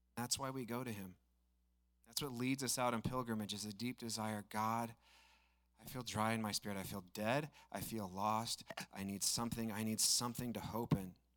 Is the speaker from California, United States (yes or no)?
no; Estacada, Oregon, United States; I grew up in Estacada, so the region's kind of sentimental to me